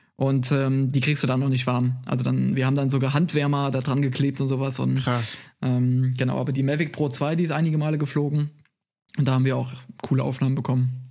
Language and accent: German; Moselle area near Koblenz, Rhineland-Palatinate, Germany; moved away as an adult; now in Munich, Germany; ich komme aus, äh, aus, aus Rheinland-Pfalz von der Mosel, äh, also nicht so weit weg von, äh, von Koblenz